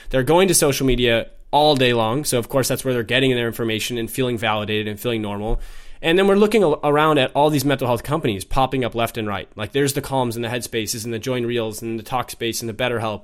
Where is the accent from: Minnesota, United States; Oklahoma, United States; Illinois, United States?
Minnesota, United States; moved away as an adult; also born or lived in London; I was born and raised in Minnesota